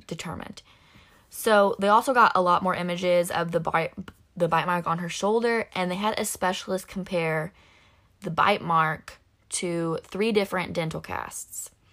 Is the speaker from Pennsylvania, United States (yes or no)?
no; Illinois, United States; We live in, we're from Illinois.